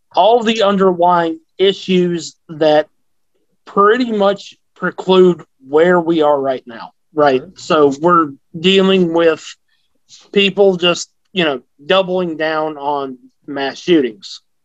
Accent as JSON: {"language": "English", "region": "the South", "country": "United States", "tie": "born or raised there", "said": "I grew up in the South"}